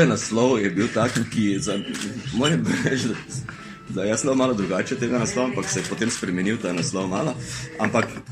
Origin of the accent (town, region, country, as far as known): Maribor, Slovenia